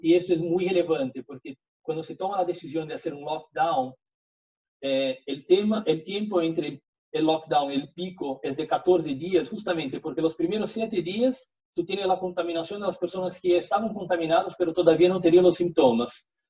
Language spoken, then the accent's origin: Spanish; Brazil; accent: portuñol; Spanish is a second language; soy brasileño, entonces antes de partir ya les pido disculpas por, por el portuñol.